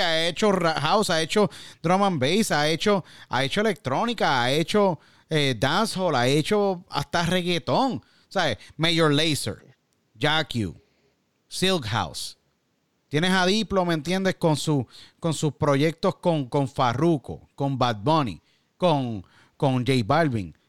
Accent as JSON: {"language": "Spanish", "country": "Puerto Rico", "said": "somos boricua"}